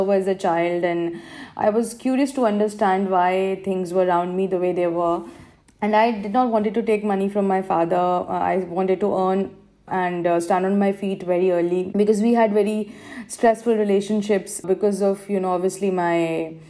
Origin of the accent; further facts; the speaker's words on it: Madhya Pradesh, India; first language Hindi; English is a second language; moved away as an adult; now in United Arab Emirates; I was born and raised in Madhya Pradesh, a state of India.